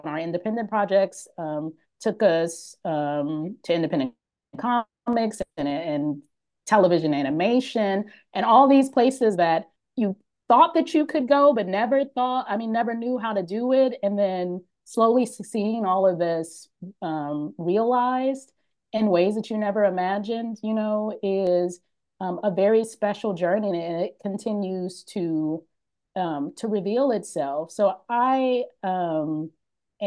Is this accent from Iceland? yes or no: no; Oakland, California, United States; moved away as an adult; now in Los Angeles, United States; we grew up in Oakland, in the Bay Area.